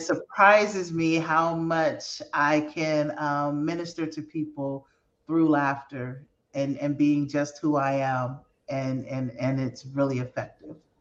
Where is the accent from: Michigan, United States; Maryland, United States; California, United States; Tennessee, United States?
California, United States; San Francisco; that's my hometown. That's where I'm from